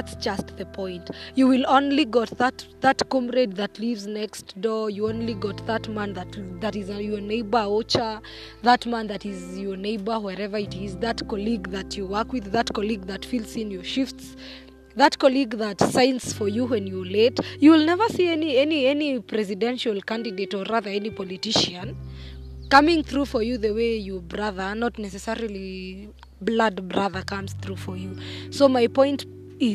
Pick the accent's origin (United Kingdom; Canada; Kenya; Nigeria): Kenya; as a Kenyan and as a patriot